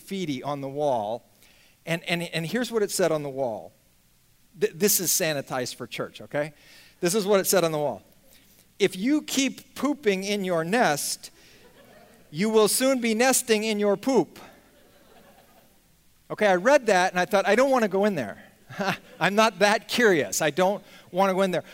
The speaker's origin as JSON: {"language": "English", "area": "just outside of San Francisco", "region": "California", "country": "United States", "tie": "born or raised there", "said": "I grew up just outside of San Francisco"}